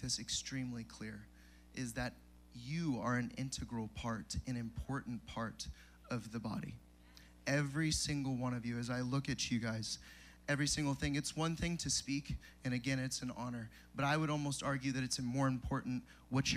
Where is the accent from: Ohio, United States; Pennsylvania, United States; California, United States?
California, United States; San Diego; now in Tennessee, United States; I'm originally from San Diego, California